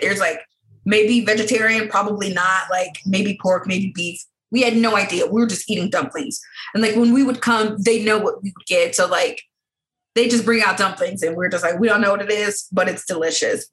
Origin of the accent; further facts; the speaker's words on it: United States; I'm from America.